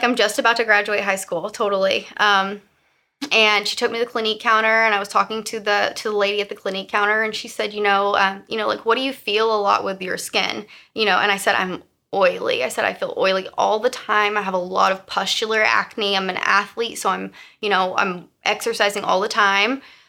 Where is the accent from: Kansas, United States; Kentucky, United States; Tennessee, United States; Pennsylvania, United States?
Tennessee, United States; Gatlinburg; And I said, you know, I'm from Gatlinburg, Tennessee. This is literally my first day out here. I got off the plane yesterday.